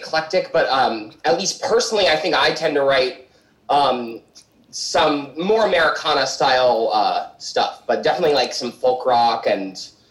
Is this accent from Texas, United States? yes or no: no; Peoria, Illinois, United States; We formed in Peoria, Illinois, which is Colin and myself's hometown.